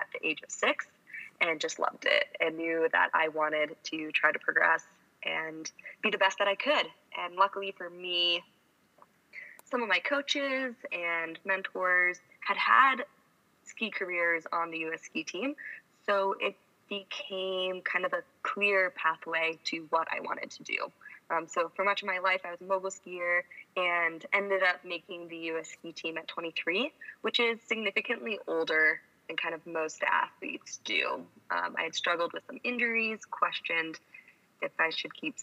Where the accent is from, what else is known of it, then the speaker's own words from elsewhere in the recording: Colorado, United States; I grew up in Colorado and started skiing at the age of 2